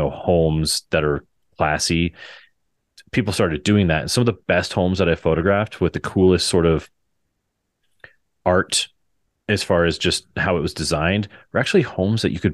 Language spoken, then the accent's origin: English; Fort Morgan, Colorado, United States; I do a lot of work in my hometown of Fort Morgan